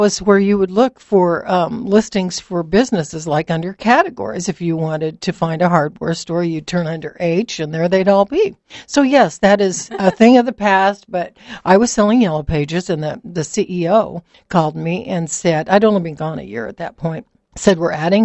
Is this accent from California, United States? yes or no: no; Lincoln, Nebraska, United States; also born or lived in Kearney, Nebraska; I moved back to my hometown of Lincoln for a semester